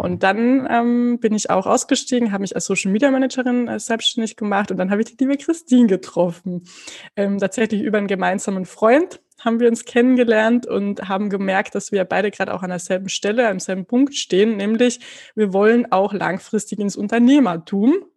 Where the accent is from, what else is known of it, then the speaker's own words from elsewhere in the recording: Carinthia, Austria; accent: Carinthian; ich komme aus Österreich. Das werdet ihr wahrscheinlich unschwer dann auch an meinem Dialekt zwischendrin mal erkennen